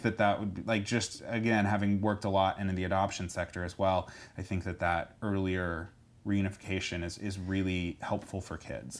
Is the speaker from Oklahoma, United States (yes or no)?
yes; Edmond, Oklahoma, United States; also born or lived in Stillwater, Oklahoma; now in Tulsa, United States; born and raised in Edmond